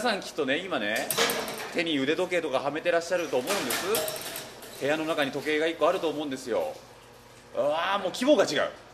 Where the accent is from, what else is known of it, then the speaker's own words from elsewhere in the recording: Hokkaido, Japan; 僕なんか北海道出身ですので